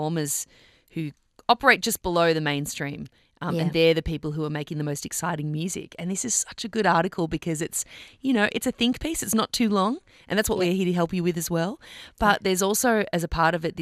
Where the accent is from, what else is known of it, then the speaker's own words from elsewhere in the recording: Melbourne, Victoria, Australia; I'm from Melbourne.